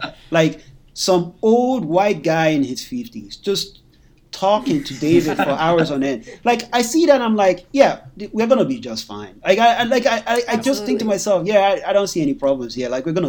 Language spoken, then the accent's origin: English; Nigeria; conventions, I remember thinking to myself that are we going to do well as black people, especially being Nigerian? You know